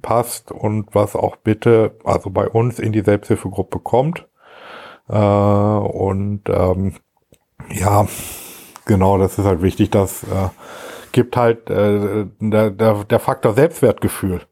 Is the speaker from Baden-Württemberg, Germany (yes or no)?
no; Gütersloh, North Rhine-Westphalia, Germany; also born or lived in Marienfeld / Steinhagen; Kreis Gütersloh, das ist gut, da bin ich ja schon mein Leben lang ansässig